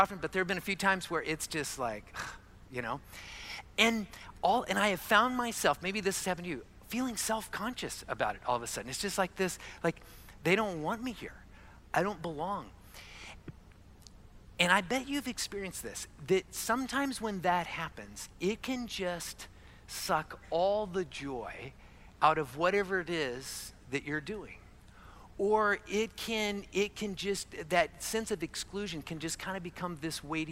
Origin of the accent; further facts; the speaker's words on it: Arizona, United States; I was born and raised in Arizona